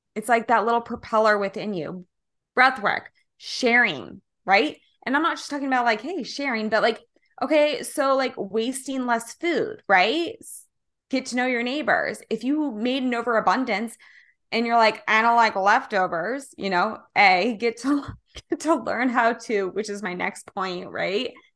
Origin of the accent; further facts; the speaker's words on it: Kansas, United States; now in California, United States; I'm originally from Kansas